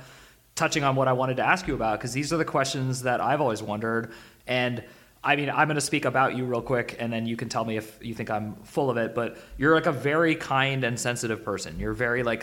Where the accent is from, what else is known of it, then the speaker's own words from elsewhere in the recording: Bay Area, California, United States; I'm from the Bay Area where people are vegans